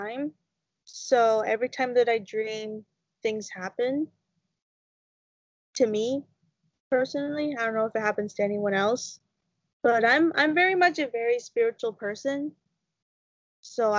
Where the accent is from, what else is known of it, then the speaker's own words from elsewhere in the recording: London, Ontario, Canada; now in Rama, Canada; I come from London, Ontario. My family is originally from there